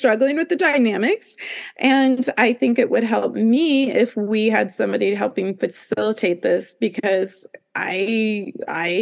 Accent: Midwest, United States; I grew up in the Midwest where it was like Bible Belt

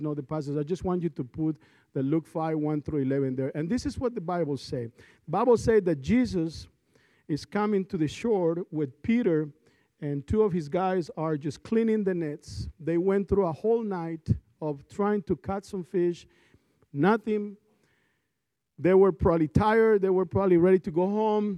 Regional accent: Colombia; moved away; I'm from Colombia, South America

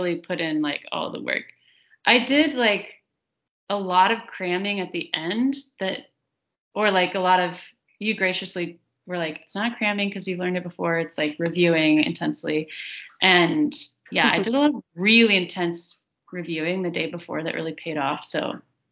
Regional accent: the South, United States; accent: Southern; my Southern accent

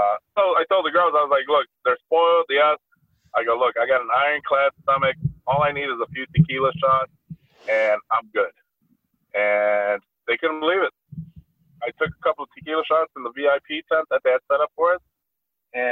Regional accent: Chicago, Illinois, United States; growing up in Chicago, my family took me to like the fanciest of restaurants

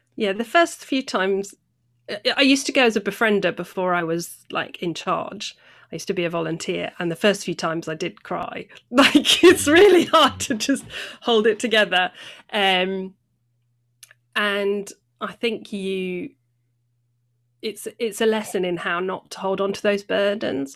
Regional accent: North Devon, South West England, United Kingdom; moved away as an adult; also born or lived in near Bristol / Acton, London; now in Bristol, United Kingdom; I was born near Bristol, and then when I was about nine, I moved to North Devon. So I grew up in the country

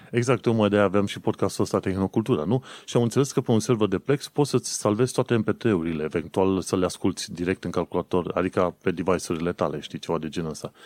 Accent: Romania; moved away as an adult; also born or lived in United Kingdom; când am plecat în 2015 din România

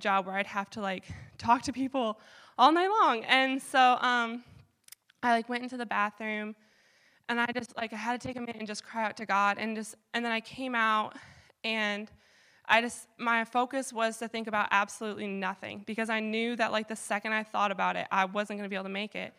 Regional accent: Michigan, United States; now in Vermont, United States; I'm from Michigan, so all my family's in Michigan

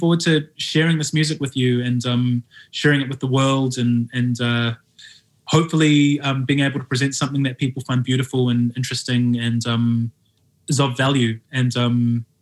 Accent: New Zealand; moved away as an adult; now in London, United Kingdom; I live in London and I'm from New Zealand

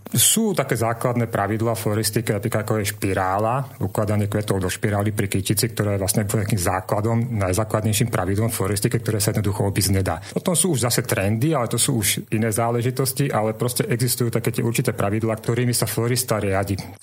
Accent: Trnava, Trnava Region, Slovakia; som rodený Trnavčan

